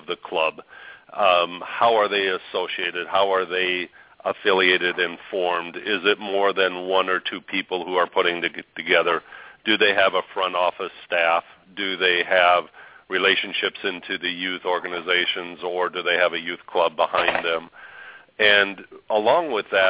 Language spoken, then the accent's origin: English; Arizona, United States; moved away; I'm actually from Arizona